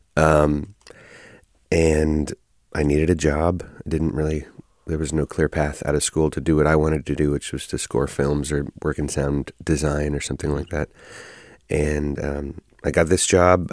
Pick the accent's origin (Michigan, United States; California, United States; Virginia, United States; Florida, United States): California, United States; Oakland; born and raised in Oakland